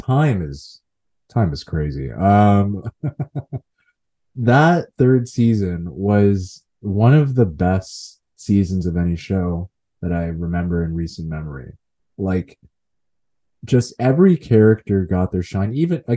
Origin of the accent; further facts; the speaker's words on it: Nigeria; now in Canada; as a Nigerian man